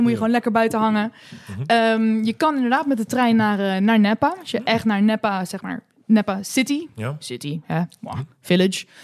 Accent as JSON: {"language": "Dutch", "country": "Netherlands", "said": "daar kunnen wij twee, twee keer van eten. {S1} Oh ja. {S3} Als Nederlander."}